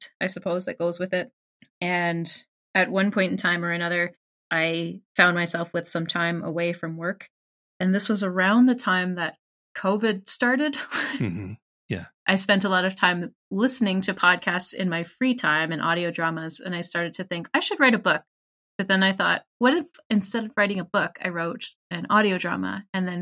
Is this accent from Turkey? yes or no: no; Canada; I am a Canadian individual who works in healthcare